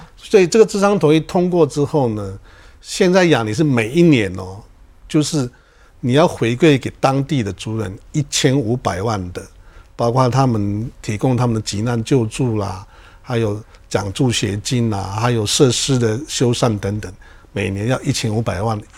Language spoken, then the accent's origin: Chinese; Taiwan; 我们原住民